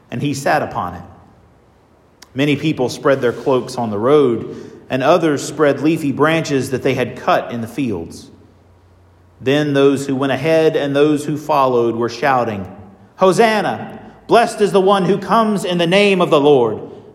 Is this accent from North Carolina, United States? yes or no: yes; North Carolina, United States; The congregation where I was raised in North Carolina is called Bethpage.